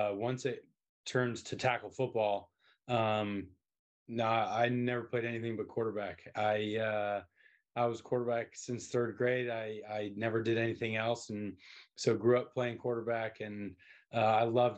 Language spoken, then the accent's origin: English; Colorado, United States; I'm actually from Colorado.